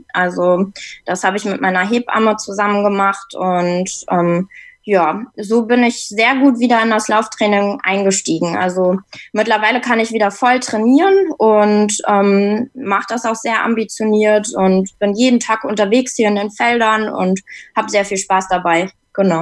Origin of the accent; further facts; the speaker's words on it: Hamburg, Germany; ich komme aus Hamburg